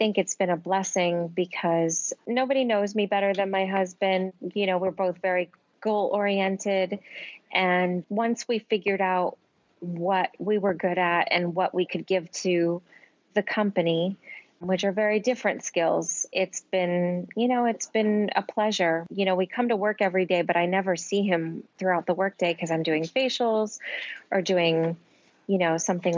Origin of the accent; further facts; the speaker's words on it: New Jersey, United States; moved away as an adult; now in New York City, United States; I grew up in New Jersey, actually, on the East Coast.